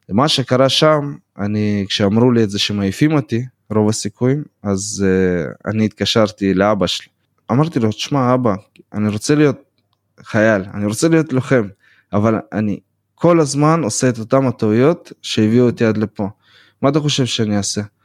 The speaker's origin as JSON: {"language": "Hebrew", "town": "Beersheba", "region": "Southern District", "country": "Israel", "tie": "born or raised there", "also_born_or_lived": "Volgograd, Russia", "second_language": "Hebrew", "lives_now": "United States", "said": "נולדתי ב-92 בוולגגרד מה שיותר אנשים מכירים בתור סטלינגרד ועליתי בגיל 6 לבאר שבע"}